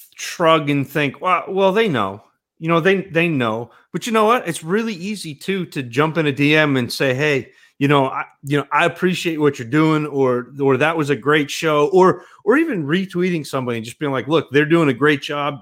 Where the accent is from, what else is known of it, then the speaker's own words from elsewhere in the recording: northern Maine, United States; I grew up in northern Maine